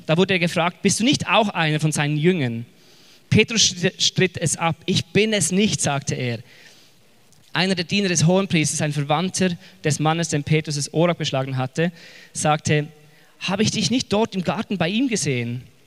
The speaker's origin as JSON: {"language": "German", "country": "Switzerland", "tie": "born or raised there", "accent": "Swiss German", "lives_now": "Zurich, Switzerland", "said": "ich bin mitten in den Bergen aufgewachsen mit Kühen und Geißen"}